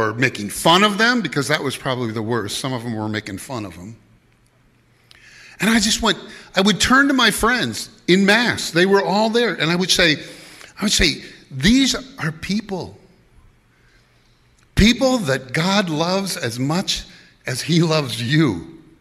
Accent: Madison, Wisconsin, United States; I grew up around Madison.

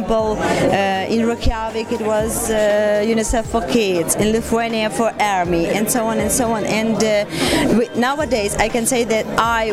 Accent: Ukraine; I'm from Ukraine.

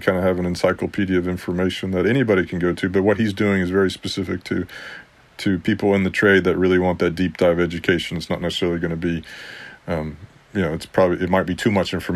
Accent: Texas, United States; also born or lived in Mexico; I grew up in Texas with lots of friends from Mexico

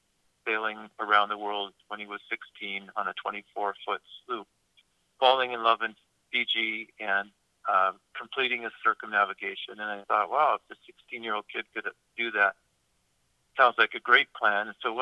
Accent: Seattle, Washington, United States; moved away as an adult; also born or lived in South Sudan; now in San Juan Islands, United States; my mom was from Eastern Washington and had gone to University of Washington for med school. And then, so I grew up in Seattle

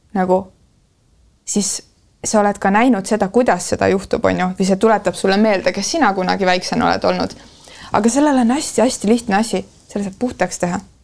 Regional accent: Estonia; ma olen provintsist pärit

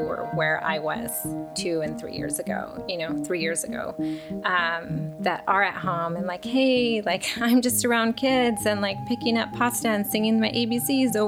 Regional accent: Chino Hills, California, United States; also born or lived in Ontario, California / Rancho Cucamonga, California; I grew up in Southern California. All in the Inland Empire, so like Ontario, Ranch Cucamonga, and then ended up in Chino Hills, which I've been there since junior high.

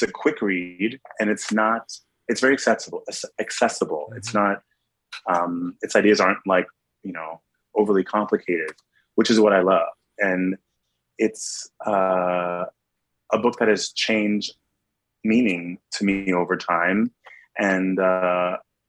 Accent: New York City, New York, United States; being a New Yorker who works in Times Square

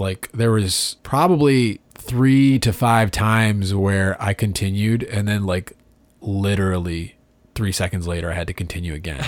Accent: Detroit, Michigan, United States; we're from Detroit

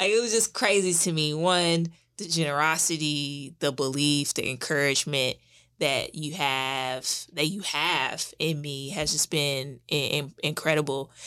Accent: St. Louis, Missouri, United States; now in Durham, North Carolina, United States; I am originally from Saint Louis

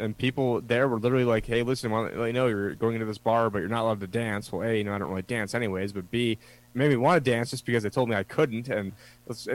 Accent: New York, United States; moved away; I'm a New Yorker, but I'm like one of the good New Yorkers

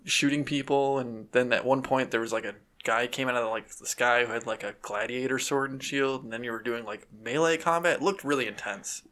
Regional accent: United States; we're American

